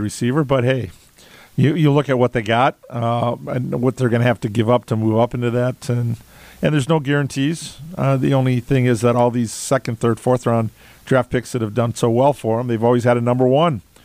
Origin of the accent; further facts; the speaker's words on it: Milwaukee, Wisconsin, United States; now in Madison, United States; I was born in Madison, grew up in the Milwaukee area, and have been back here now since the early '80s.